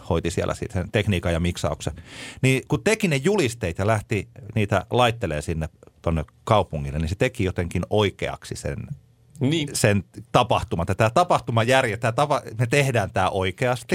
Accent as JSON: {"language": "Finnish", "town": "Tampere", "region": "Pirkanmaa", "country": "Finland", "said": "me olemme Tampereelta"}